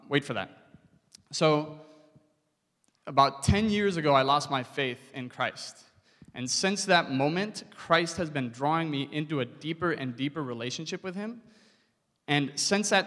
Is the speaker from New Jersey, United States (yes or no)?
no; Southern California, United States; I grew up in Southern California, and from high school on, I was a surfer